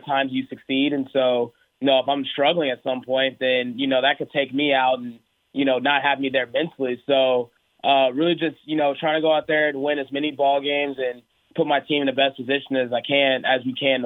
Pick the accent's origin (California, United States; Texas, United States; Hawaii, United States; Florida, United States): Texas, United States; Houston; also born or lived in Oklahoma; I was born in Oklahoma, lived in Oklahoma for about 3 years, and then moved down to Houston after